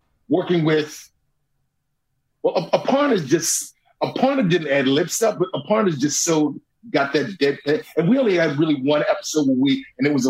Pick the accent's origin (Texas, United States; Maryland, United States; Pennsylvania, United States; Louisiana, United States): Maryland, United States; Baltimore; moved away as an adult; also born or lived in Rochester, New York / New York City; now in Los Angeles, United States; I grew up in Baltimore